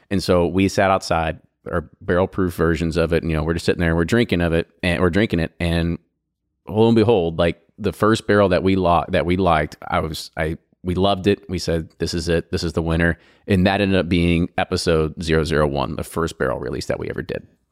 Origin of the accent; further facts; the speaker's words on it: Louisville, Bardstown, Kentucky, United States; we're from Louisville, Bardstown, Kentucky's in our blood